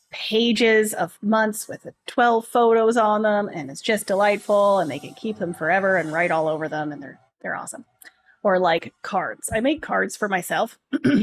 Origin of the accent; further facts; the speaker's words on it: Tiny, Ontario, Canada; born there; also born or lived in Coldwater / Owen Sound; so I was I was born in Tiny. I lived in a place called Coldwater. Yes, these are real places.